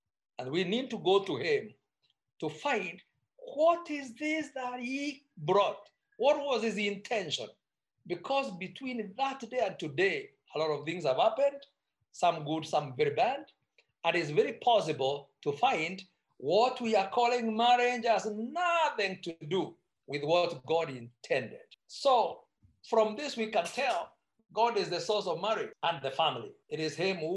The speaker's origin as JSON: {"language": "English", "town": "Meru", "region": "Meru County", "country": "Kenya", "said": "I come from Meru, that I can need to be specific. And our culture is very much for pro-family"}